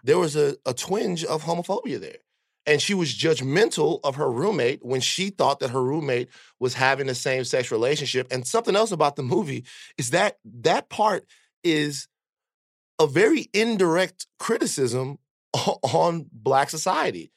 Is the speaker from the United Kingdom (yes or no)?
no; Baton Rouge, Louisiana, United States; growing up in Baton Rouge